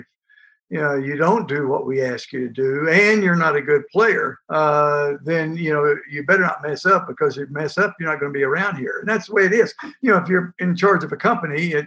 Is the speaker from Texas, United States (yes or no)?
yes; Port Arthur, Texas, United States; I grew up in Port Arthur, Texas, right there on the water